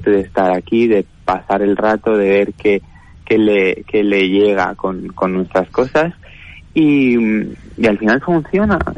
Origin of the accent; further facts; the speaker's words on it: Balearic Islands, Spain; Nosotros venimos de Mallorca y, y, acabamos aterrizando aquí, tanto mis padres como mi hermana y yo.